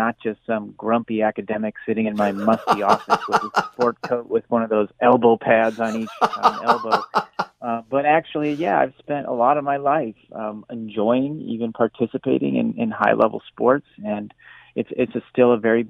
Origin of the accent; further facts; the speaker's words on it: United States; my home country here in the United States